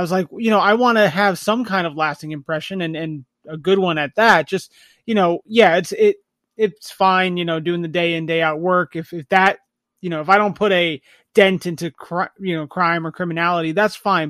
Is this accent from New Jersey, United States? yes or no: yes; New Jersey, United States; from my home state of New Jersey